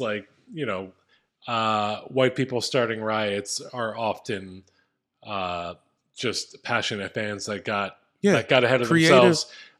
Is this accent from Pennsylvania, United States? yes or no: yes; Philadelphia, Pennsylvania, United States; And maybe it's because I grew up in Philadelphia and we're fucking maniacs